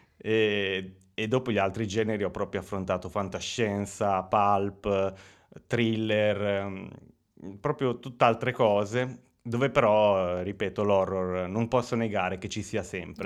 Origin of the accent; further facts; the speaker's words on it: Lugo, Emilia-Romagna, Italy; also born or lived in Bagnacavallo; io sono nato qui a Lugo eh, nel 1989